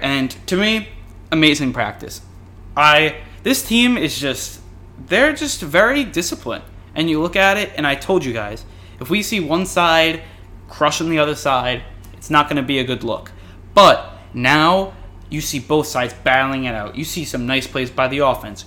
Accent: New York, United States; I'm from New York

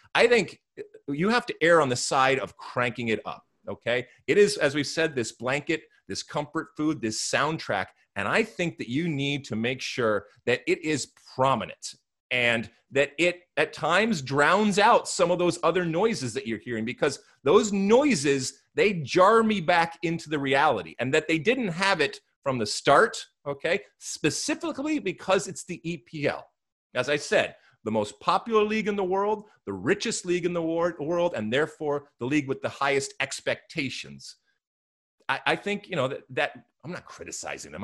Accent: United States; as an American

